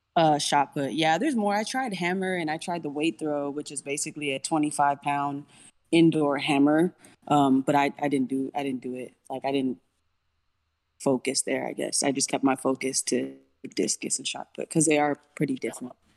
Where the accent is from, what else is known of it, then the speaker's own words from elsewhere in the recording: Mission, Texas, United States; I'm from the Valley